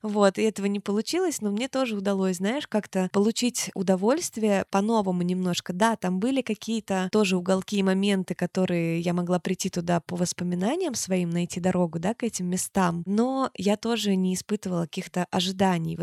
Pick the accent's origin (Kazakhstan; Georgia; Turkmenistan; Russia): Turkmenistan; Я же родилась в Туркмении. У нас там очень жарко, это южная страна